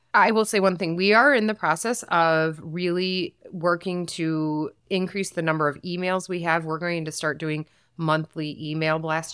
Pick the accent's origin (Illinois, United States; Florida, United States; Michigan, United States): Michigan, United States; Saginaw; I was born and raised in Saginaw